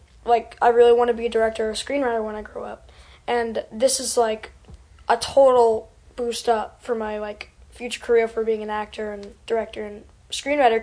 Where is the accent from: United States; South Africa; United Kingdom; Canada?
Canada; Vancouver, British Columbia; I'm from Vancouver